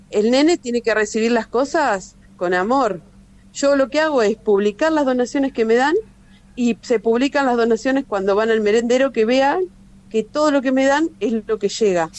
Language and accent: Spanish; Junín, Buenos Aires Province, Argentina; yo soy de acá de Junín, de la ciudad de Junín